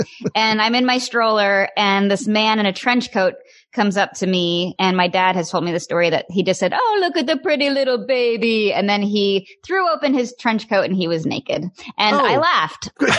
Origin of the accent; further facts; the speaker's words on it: New York, United States; Yeah, the skies, being a New Yorker looking up into seeing random giant balloons and little airplanes trying to catch them, like, that is really weird.